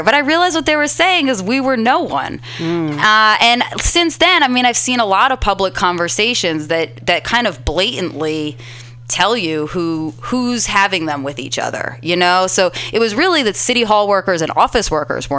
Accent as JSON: {"language": "English", "town": "Philadelphia", "region": "Pennsylvania", "country": "United States", "tie": "born or raised there", "moved": "yes", "lives_now": "San Francisco, United States", "said": "I'm from Philadelphia. I grew up in a neighborhood called Germantown."}